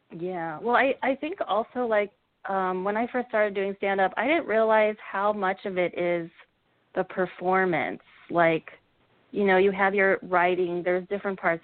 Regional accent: Cincinnati, Ohio, United States; also born or lived in Savannah; now in New York, United States; I'm from Ohio. I'm from Cincinnati

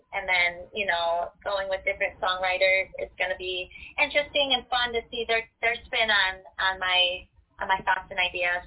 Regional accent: Detroit, Michigan, United States; I was in the Detroit area.

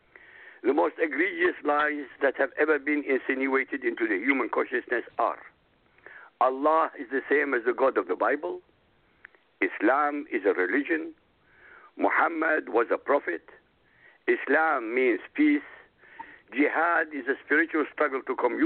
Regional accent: Baghdad, Baghdad Governorate, Iraq; now in Europe; I grew up in Baghdad, Iraq, the capital of Iraq

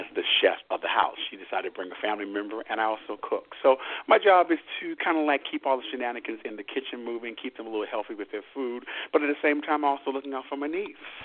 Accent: Washington, District of Columbia, United States; raised and potty trained in Washington, D.C., your nation's capital

